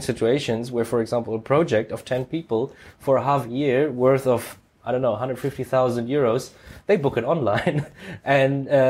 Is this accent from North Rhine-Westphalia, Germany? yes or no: no; Frankfurt, Hesse, Germany; born and raised in Frankfurt, I know this area